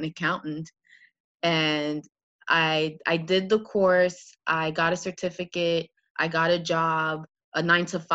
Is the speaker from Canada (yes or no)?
yes; Montreal, Quebec, Canada; moved away as an adult; now in New York City, United States; I was actually born and raised in Montreal